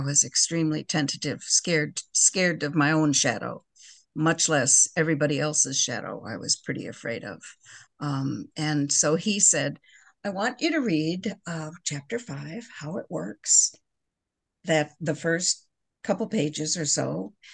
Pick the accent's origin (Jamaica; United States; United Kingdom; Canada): United States; Park Ridge, Illinois; now in Crystal Lake, United States; I grew up in Park Ridge